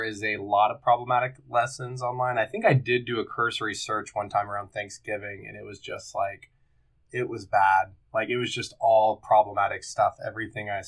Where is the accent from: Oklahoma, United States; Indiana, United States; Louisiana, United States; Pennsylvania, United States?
Oklahoma, United States; I'm from Oklahoma